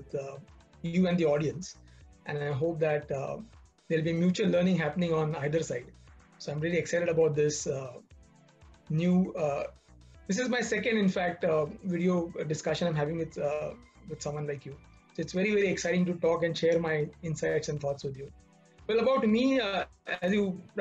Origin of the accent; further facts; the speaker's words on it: Mumbai, Maharashtra, India; Born and brought up in Mumbai. Been here since my birth